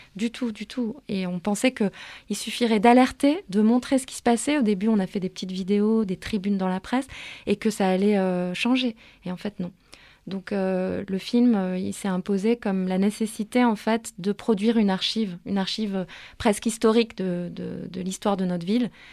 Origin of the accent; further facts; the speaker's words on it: Paris, Île-de-France, France; Je suis née, j'ai grandi à Paris, je suis très attachée à ma ville.